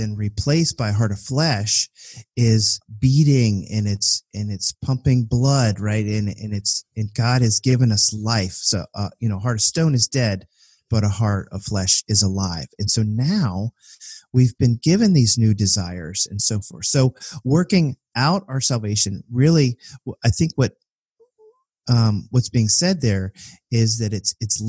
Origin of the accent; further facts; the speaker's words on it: Richmond, Virginia, United States; growing up in Richmond, Virginia, which was the capital of the Confederacy